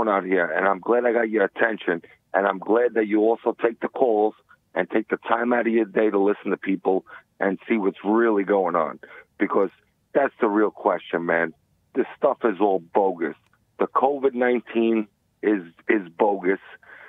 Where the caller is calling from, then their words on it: New York City, New York, United States; I'm calling from New York.